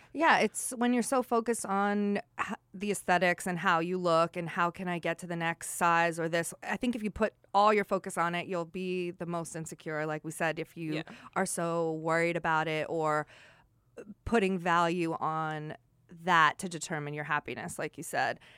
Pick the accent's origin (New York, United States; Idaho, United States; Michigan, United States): New York, United States; Long Island; when I was growing up on Long Island